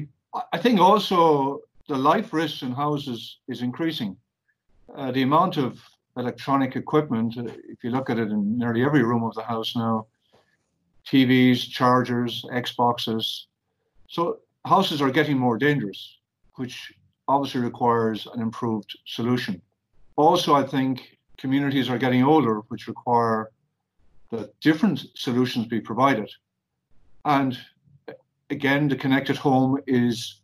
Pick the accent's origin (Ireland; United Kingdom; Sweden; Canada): Ireland; We're Irish people. We're proud of it